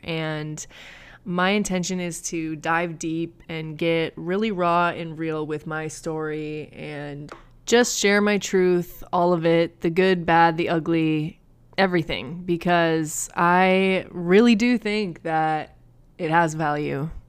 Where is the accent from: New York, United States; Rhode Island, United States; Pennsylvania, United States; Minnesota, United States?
Minnesota, United States; Minneapolis; moved away as an adult; now in Inland Empire, California, United States; I grew up in Minnesota